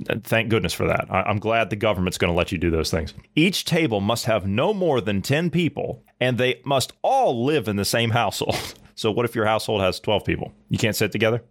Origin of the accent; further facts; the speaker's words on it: Ohio, United States; moved away; my native state of Ohio